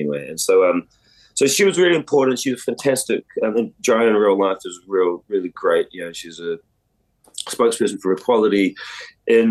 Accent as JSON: {"language": "English", "country": "New Zealand", "tie": "born or raised there", "said": "growing up around Fafafine in New Zealand"}